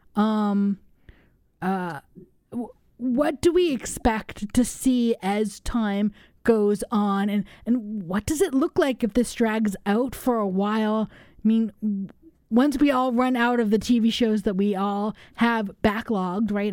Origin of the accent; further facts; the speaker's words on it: Los Angeles, California, United States; now in Madison, United States; I grew up in Los Angeles